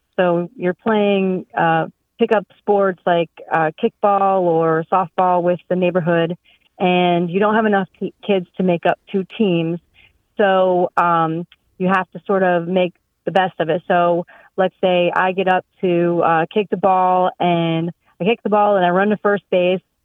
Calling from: Bloomsburg, Pennsylvania, United States; I'm calling from Bloomsburg, Pennsylvania

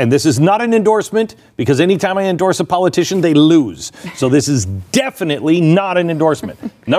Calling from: New Mexico, United States; I'm in America. I'm calling from New Mexico, and I am seeing sex trafficking worse than I've ever seen.

